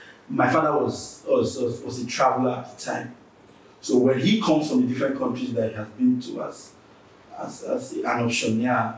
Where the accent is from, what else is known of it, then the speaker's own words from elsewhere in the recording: Warri, Delta, Nigeria; where I'm from Warri, so when I say that I'm a Warri boy